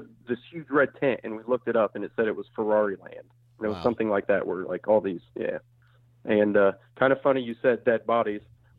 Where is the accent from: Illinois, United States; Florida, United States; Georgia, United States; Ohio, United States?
Ohio, United States; Springfield; now in Dayton, United States; Yeah, I am from Springfield, Ohio, which is between Dayton, Ohio and Columbus. It's kind of in the southwestern-ish corner. And then I moved to Dayton, Ohio when I picked up my most recent job.